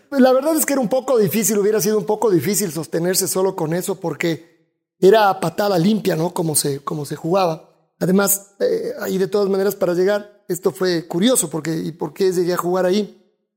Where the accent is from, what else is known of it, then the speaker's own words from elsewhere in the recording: Quito, Pichincha, Ecuador; acá en Quito, somos los quiteños como somos